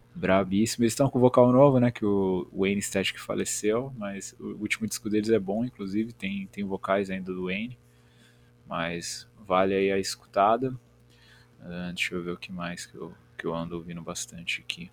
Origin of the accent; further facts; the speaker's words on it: Biritiba Mirim, São Paulo, Brazil; eu sou de São Paulo, uma cidade chamada Biritiba Mirim